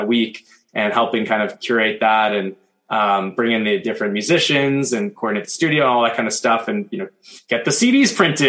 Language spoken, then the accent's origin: English; Toronto, Ontario, Canada; moved away as an adult; also born or lived in Victoria, British Columbia